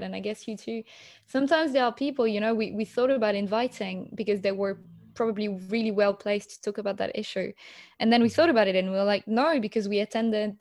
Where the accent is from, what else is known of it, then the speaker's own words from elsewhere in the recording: Paris, Île-de-France, France; I was born and I grew up in Paris